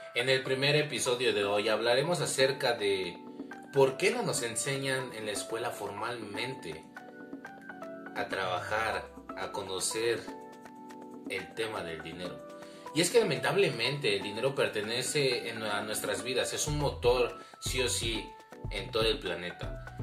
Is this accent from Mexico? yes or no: yes; Mexico; mi país, México